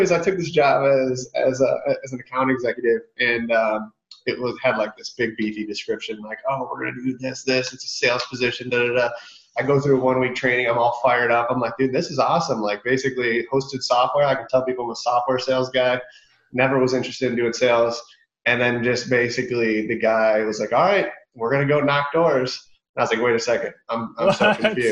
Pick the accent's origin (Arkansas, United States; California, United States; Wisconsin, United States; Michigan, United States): Michigan, United States; moved away as an adult; now in Dallas, United States; I'm from Michigan. I went to Central Michigan, graduated, left Michigan